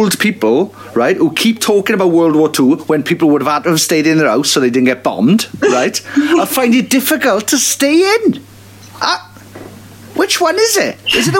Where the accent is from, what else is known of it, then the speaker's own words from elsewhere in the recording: United Kingdom; We're all British